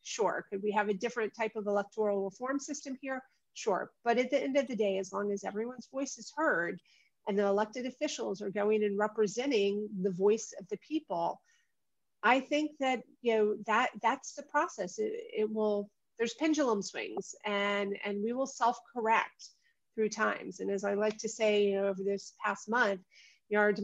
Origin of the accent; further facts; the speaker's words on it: Atlanta, Georgia, United States; moved away as an adult; also born or lived in Prague; the family I grew up with here in Atlanta